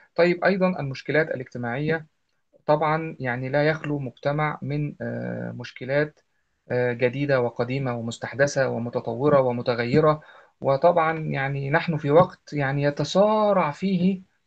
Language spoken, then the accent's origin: Arabic; Egypt; عندنا في مصر